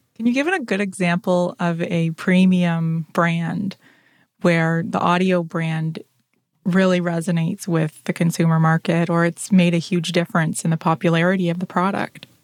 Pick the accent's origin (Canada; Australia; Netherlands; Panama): Canada; Ontario; a fellow Canadian and Ontarian